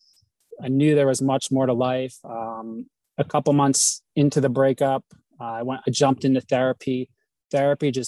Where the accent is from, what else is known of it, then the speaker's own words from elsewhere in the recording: New Jersey, United States; moved away as an adult; also born or lived in Sedona, Arizona; I reside from New Jersey originally